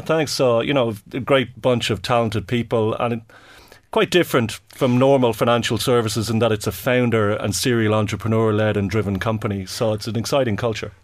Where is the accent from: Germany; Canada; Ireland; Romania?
Ireland; Dublin, Leinster; I'm from Dublin.